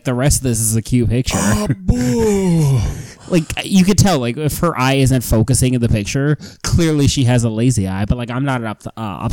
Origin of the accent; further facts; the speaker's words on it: Cleveland, Ohio, United States; Born and raised in Cleveland. I've moved like 5 times, and I always move back